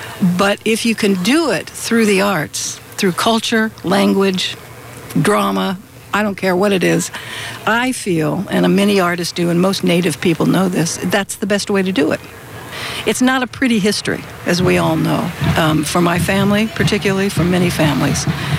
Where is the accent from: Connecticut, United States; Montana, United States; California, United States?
California, United States; Southern; I was born here in Southern California, and my grandfather lived here, and we went a long way to get from South Dakota all the way through Idaho, then in Oregon, then all the way down here during the Depression.